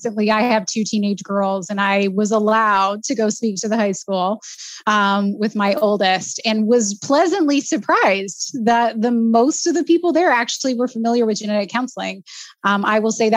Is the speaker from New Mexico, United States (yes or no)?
no; Southeast Texas, United States; I grew up in Texas. I grew up in a small town in Southeast Texas